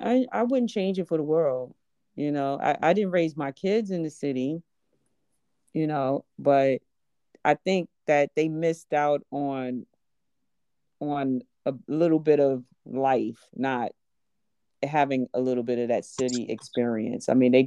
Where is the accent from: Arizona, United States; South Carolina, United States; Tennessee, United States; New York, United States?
New York, United States; Brooklyn; I did. I grew up in Brooklyn.